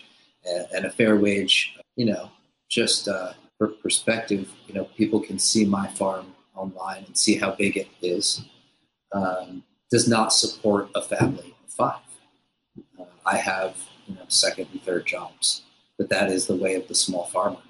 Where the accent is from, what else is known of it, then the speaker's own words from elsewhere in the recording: Upstate New York, United States; moved away; Upstate New York, just a little bit north of New York City